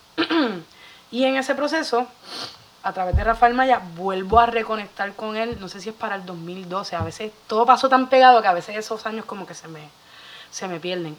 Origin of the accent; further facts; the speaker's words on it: Bayamón, Puerto Rico; yo soy de Bayamón